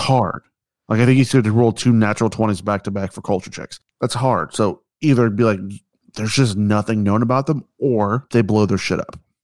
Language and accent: English; United States; I'm American